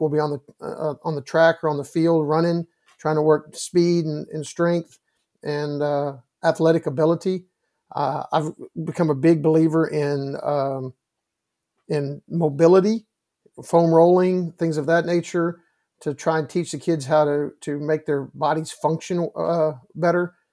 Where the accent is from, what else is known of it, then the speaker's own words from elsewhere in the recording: Round Rock, Texas, United States; I get to coach in the, in, in Round Rock, Texas, my hometown